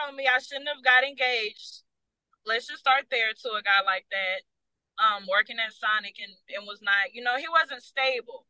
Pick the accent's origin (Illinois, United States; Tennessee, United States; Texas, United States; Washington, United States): Tennessee, United States; I am from Tennessee.